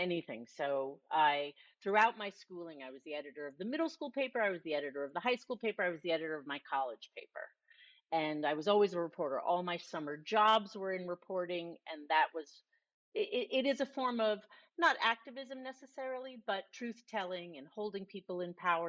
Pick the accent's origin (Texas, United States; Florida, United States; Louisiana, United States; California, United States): Florida, United States; Miami; also born or lived in Ramsey, New Jersey; grew up until the age of 10 in New Jersey in a town called Ramsey. And then I moved at age 10. I was going into the fourth grade to Miami. And then from then on, I was in Miami.